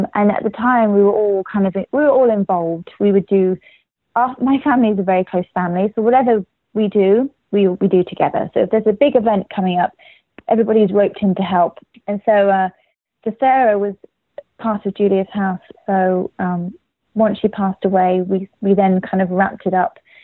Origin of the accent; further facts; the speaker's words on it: England, United Kingdom; now in United States; in England, we